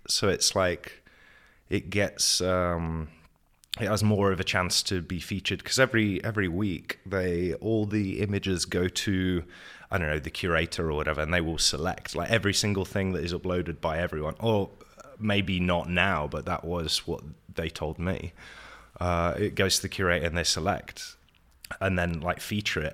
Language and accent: English; Nottingham, East Midlands, United Kingdom; moved away as an adult; also born or lived in Wales; now in Prague, Czech Republic; The U K, from Nottingham. Born in Wales, so I'm secretly Welsh, but lived m, a lot of my life in Nottingham.